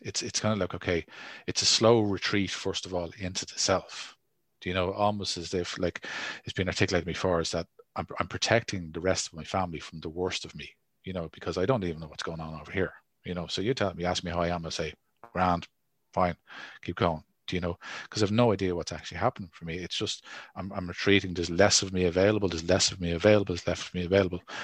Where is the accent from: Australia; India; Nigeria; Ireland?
Ireland; as Irish people